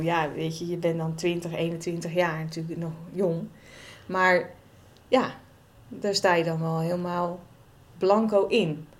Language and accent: Dutch; Waddinxveen, South Holland, Netherlands; also born or lived in Gouda; kom uit Wanningsveen oorspronkelijk. En daar heb ik ongeveer gewoond tot mijn twintigste.